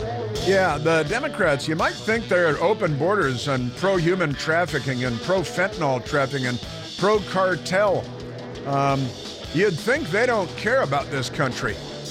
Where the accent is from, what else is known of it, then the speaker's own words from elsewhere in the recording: Chicago, Illinois, United States; You know, growing up in Chicago, I envied my neighbors when they got their deliveries of Omaha steaks on their front doorstep.